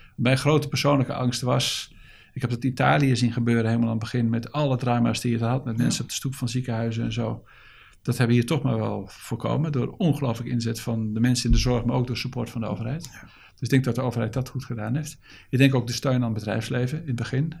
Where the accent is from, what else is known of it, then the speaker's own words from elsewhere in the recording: Netherlands; als Nederlanders